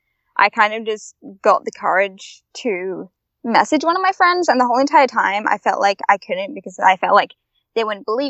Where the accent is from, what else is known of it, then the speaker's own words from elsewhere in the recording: Byron Bay, New South Wales, Australia; I'm from Byron Bay